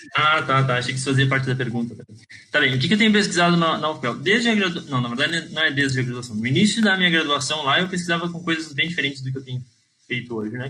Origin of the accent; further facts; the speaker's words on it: Brazil; moved away as an adult; also born or lived in Pelotas / Porto Alegre; now in Portugal; será que eu sou brasileiro